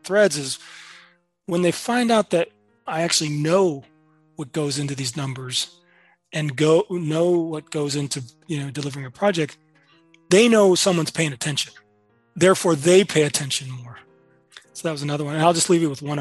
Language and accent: English; Chicago, Illinois, United States; as a kid growing up in Chicago, couldn't even dream being an architect because I never met one